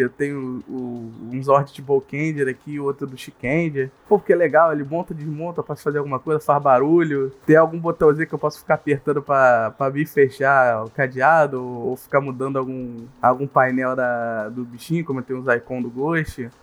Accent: Rio de Janeiro, Brazil; eu sou carioca

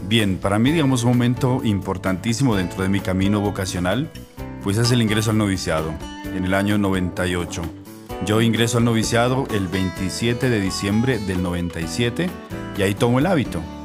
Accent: El Tambo, Nariño, Colombia; moved away as an adult; also born or lived in Boyacá; now in Rome, Italy; yo soy de Nariño, yo soy de, de, del tambo Nariño

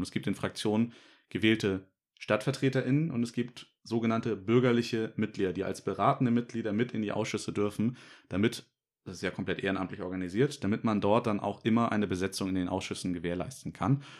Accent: Norderstedt, Schleswig-Holstein, Germany

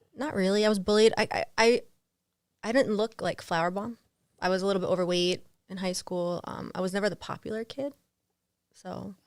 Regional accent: East Brunswick, New Jersey, United States; I grew up in New Jersey.

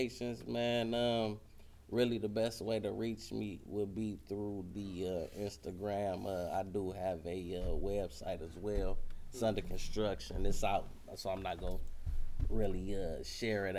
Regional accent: Detroit, Michigan, United States; from Detroit

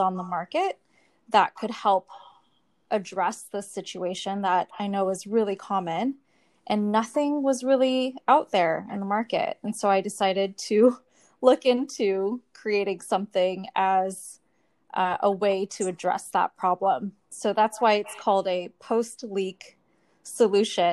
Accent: California, United States; moved away as an adult; also born or lived in Japan; now in Singapore; I'm natively from the United States, from California, but now living in Singapore

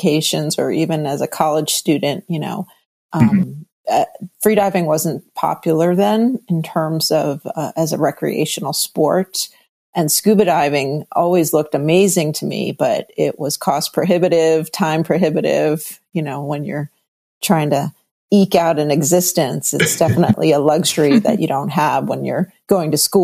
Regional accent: New York City, New York, United States; moved away; also born or lived in Northern California / San Francisco; I am a native New Yorker, but okay. I am a California girl. But I was born in New York City proper, Lenox Hill Hospital, 72nd and Park

